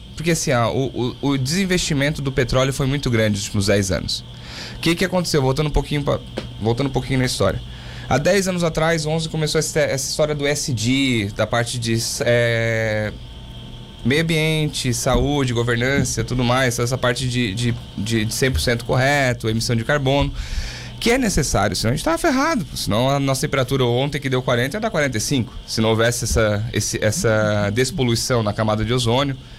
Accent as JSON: {"language": "Portuguese", "town": "Laguna", "region": "Santa Catarina", "country": "Brazil", "tie": "born or raised there", "said": "me criei em Laguna, morei em Laguna dos 5 aos 20"}